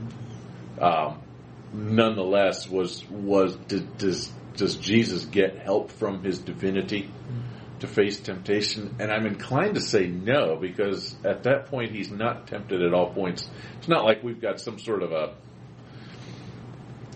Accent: Pennsylvania, United States; growing up in Pennsylvania

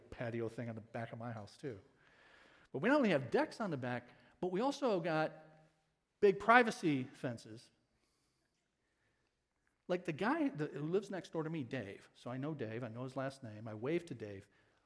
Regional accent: Ecorse, Michigan, United States; When I was a kid growing up in Ecorse, many of you know I grew up there

